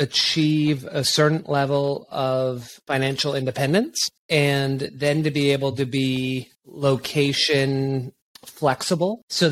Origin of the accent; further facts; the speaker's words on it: British Columbia, Canada; born there; also born or lived in Quebec / Bermuda / Toronto / Saskatchewan; So I was born in just outside of Vancouver, and then we lived 5 years in Quebec, which is on the other side of Canada.